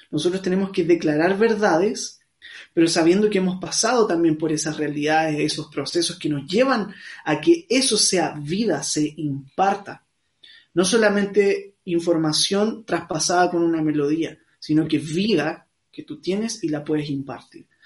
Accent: Santiago, Santiago Metropolitan Region, Chile; soy de acá de Santiago de Chile

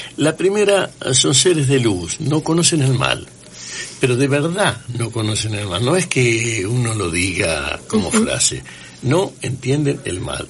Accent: Santa Fe, Argentina; now in Rosario, Argentina; mi infancia fue en Santa Fe

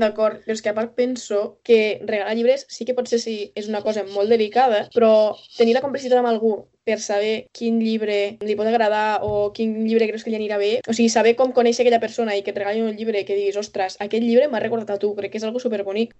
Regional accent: Lleida, Catalonia, Spain; nosaltres dos, que som de Lleida

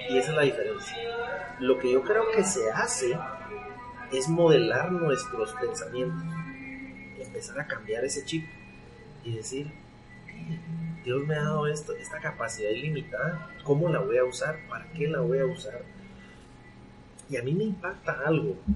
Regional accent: Guatemala; Bueno, yo soy guatemalteco, eh, chapín hecho en Guatemala

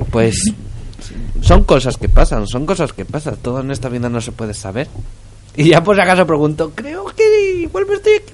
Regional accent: Spain; que los españoles por fin ganamos los All Blacks

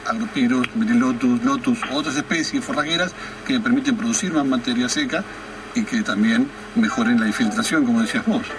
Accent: Argentina; somos así los argentinos

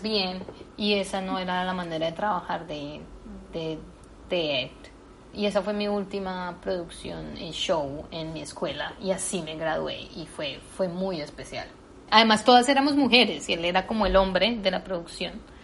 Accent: Colombia; moved away; yo soy latina, que soy colombiana

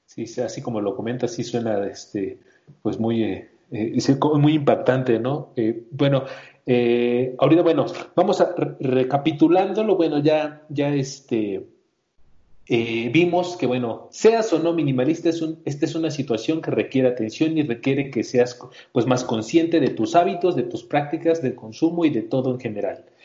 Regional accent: Mexico City, Mexico; yo soy también aquí de la Ciudad de México

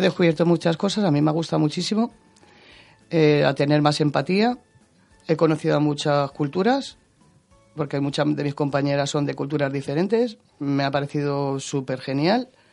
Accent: Madrid, Community of Madrid, Spain; yo soy de San Cristóbal de los Ángeles, soy madrileña

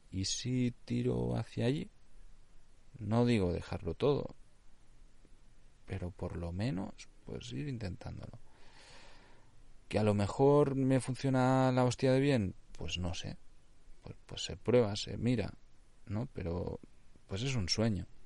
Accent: Catalonia, Spain; Spanish is a second language; also born or lived in Nicaragua; Yo ya sabéis, o sea, soy catalán, pienso muchas veces en catalán, aunque normalmente pues escribo y desarrollo todo mi contenido ya en castellano, pero es que el problema también que tengo añadido allí que yo hablo nicaragüense.

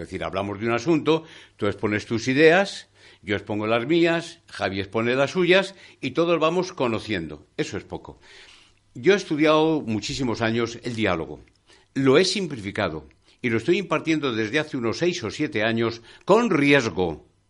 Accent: Palencia, Castile and León, Spain; ese poeta de mi tierra, de Palencia, de Paredes de Nava

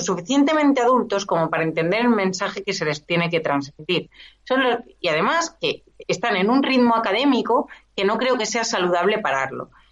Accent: Esplugues de Llobregat, Catalonia, Spain; la gran mayoría de mi vida la he pasado en Esplugas y yo nací en Esplugas

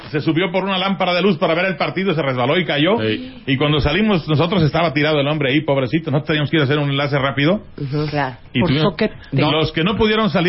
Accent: Iguala, Guerrero, Mexico; yo nací en Iguala Guerrero, ciudad histórica

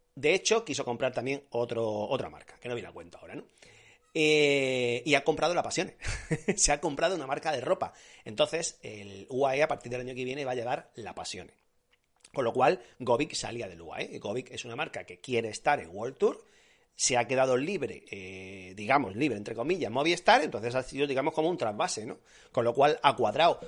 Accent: Granada, Andalusia, Spain; en mi tierra se hacen buenas migas, en Granada se hacen muy buenas migas

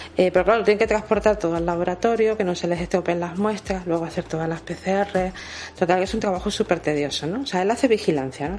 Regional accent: Cádiz, Andalusia, Spain; Somos todos muy gaditanos

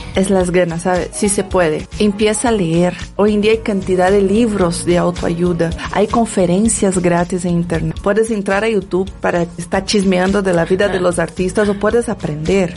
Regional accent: Brazil; Spanish is a second language; moved away as an adult; now in Mexico; soy una mujer que viene desde la favela de Brasil, que tuve mis orígenes muy humildes.

